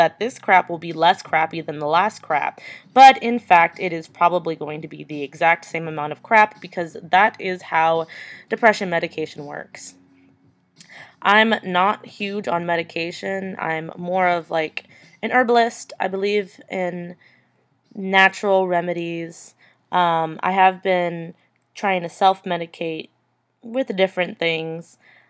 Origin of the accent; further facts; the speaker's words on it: New York, United States; now in Arizona, United States; I'm from New York. I live currently in Arizona, and let me tell you, what a difference. No, I don't sound like I'm from New York.